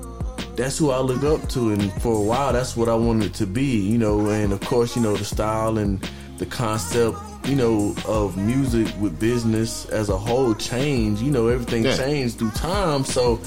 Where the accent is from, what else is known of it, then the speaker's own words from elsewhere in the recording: Lumberton, North Carolina, United States; moved away as an adult; now in Fayetteville, United States; I'm from Lumberton. Lumberton's not necessarily a big city.